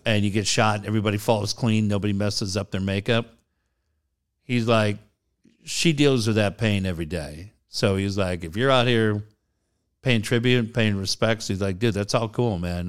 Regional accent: Richfield, Minnesota, United States; moved away; my hometown is Richfield, Minnesota

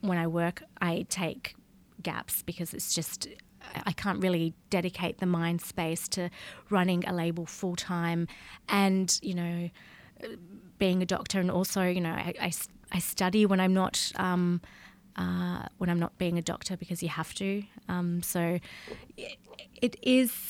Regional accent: Tasmania, Australia; moved away as an adult; also born or lived in Perth, Australia; now in Barcelona, Spain; I grew up in Tasmania, which is an island

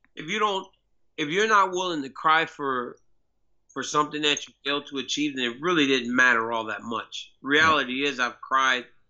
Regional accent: Louisiana, United States; I'm from Louisiana, you know, I'm from kind of the hood

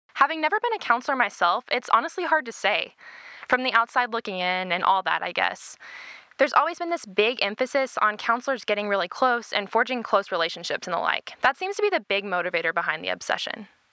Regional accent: Arlington, Texas, United States; from Arlington, Texas

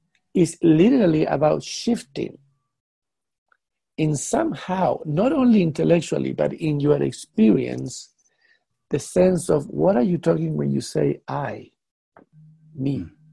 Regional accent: United Kingdom; now in Netherlands; You know, being a British man living in Netherlands, that Netherlands people do not think like British people.

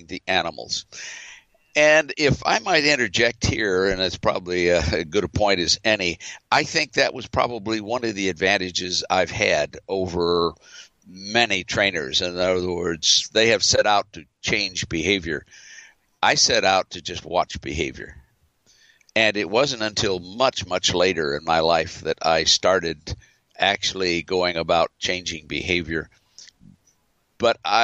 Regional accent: Los Angeles, California, United States; I was growing up in the San Fernando Valley

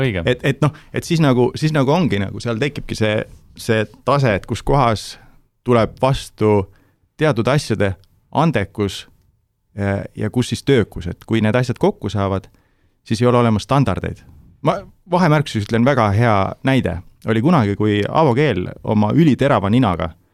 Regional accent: Türi, Järva County, Estonia; ma olen Türilt pärit

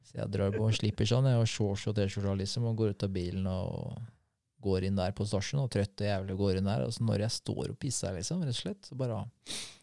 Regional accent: Norway; Jeg er fra Norge

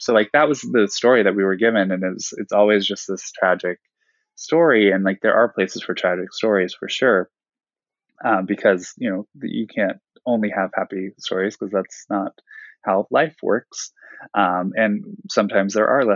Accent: Ohio, United States; I'm from Ohio. I was raised there

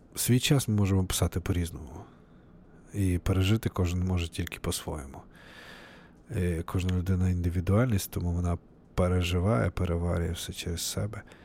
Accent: Novovolynsk, Volyn Oblast, Ukraine; moved away as an adult; now in Seattle, United States; А сам я з України, з е, Волинської області, Західної України, місто Нововолинськ

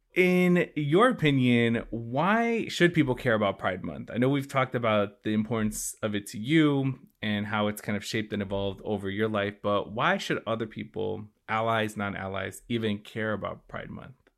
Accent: Chicago, Illinois, United States; also born or lived in Connecticut; I grew up in Chicago

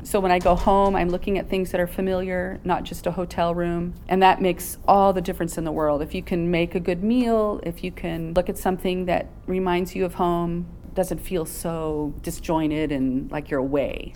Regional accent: San Bernardino, California, United States; also born or lived in Barstow, California; I grew up in San Bernardino, born in Barstow, so I'm a desert rat.

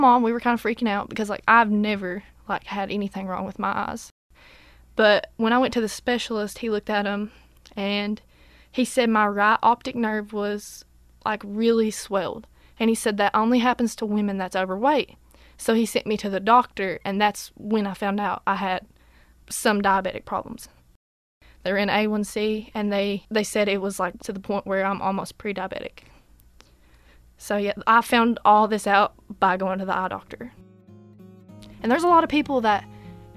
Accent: Irvine, Kentucky, United States; now in Whitesburg, United States; I'm from Irvine originally, but I live in Whitesburg.

